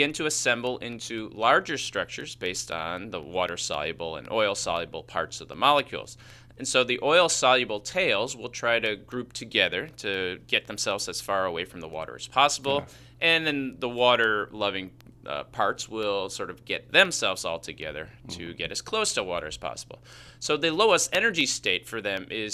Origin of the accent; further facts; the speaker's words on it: Chicago, Illinois, United States; accent: Chicago; that's just my Chicago accent